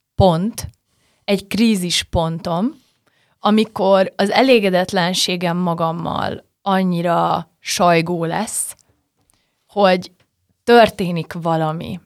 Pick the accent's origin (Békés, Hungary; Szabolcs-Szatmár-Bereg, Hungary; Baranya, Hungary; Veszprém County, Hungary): Szabolcs-Szatmár-Bereg, Hungary; Nyíregyháza; moved away; nyíregyházán születtem